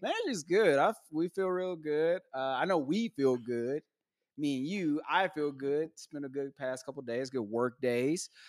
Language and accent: English; Texas, United States; I'm not from here. I'm from Texas.